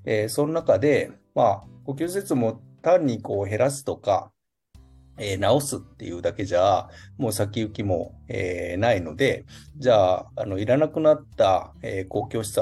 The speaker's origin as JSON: {"language": "Japanese", "area": "town next to Tsuyama", "region": "Okayama", "country": "Japan", "tie": "born or raised there", "lives_now": "Tsuyama, Japan", "said": "出身は、え津山の隣の町のもっと田舎の、うん、えっと今もう合併せずに残ってる小王町っていう"}